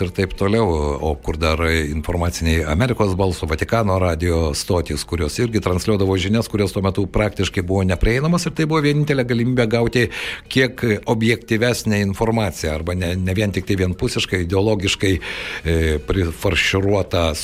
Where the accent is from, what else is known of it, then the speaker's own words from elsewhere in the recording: Lithuania; Lietuvoje, žinoma, mes e, daugelis užaugome su Radio Luxemburg